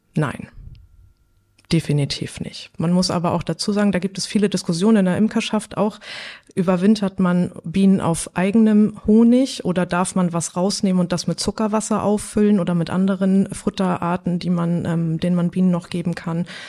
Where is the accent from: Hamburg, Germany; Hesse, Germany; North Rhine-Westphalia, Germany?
Hamburg, Germany; moved away as an adult; also born or lived in Bredstedt; now in North Frisia, Germany; Ich bin eigentlich eine Hamburger deren, bin jetzt seit zehn Jahren in Nordfriesland.